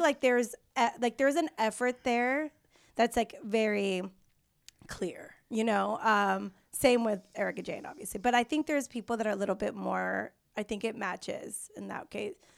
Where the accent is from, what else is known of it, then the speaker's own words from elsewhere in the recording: Mexico; moved away; also born or lived in San Diego; I'm from Mexico. I'm Mexican from Mexico, um, in San Diego.